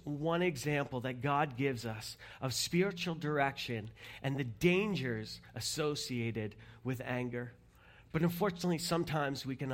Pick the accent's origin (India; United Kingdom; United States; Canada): Canada; we're Canadian